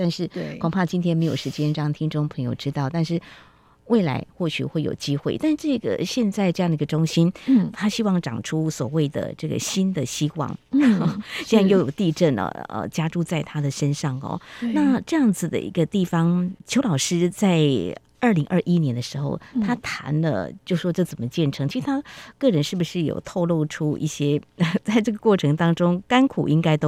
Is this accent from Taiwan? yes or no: yes; Taiwan; 去那边就看到我们台湾人的元素。